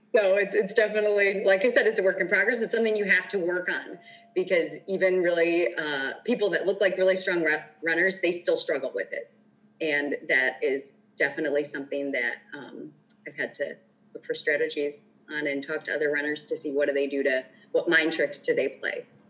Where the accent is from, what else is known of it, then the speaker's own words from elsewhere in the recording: Chicago, Illinois, United States; I grew up in the Chicagoland area